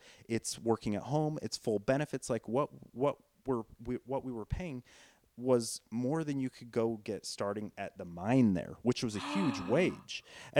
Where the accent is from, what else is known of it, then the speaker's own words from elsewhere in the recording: Richfield, Utah, United States; moved away as an adult; now in Salt Lake City, United States; it originated in Richfield, Utah, because that's how much I love my hometown.